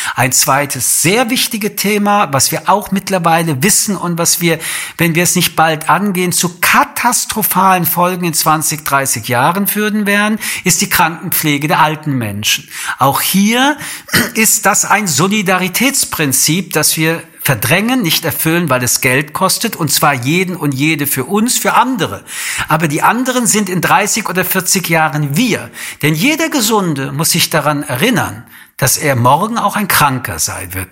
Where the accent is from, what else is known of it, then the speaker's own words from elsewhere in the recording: Germany; bei uns in Deutschland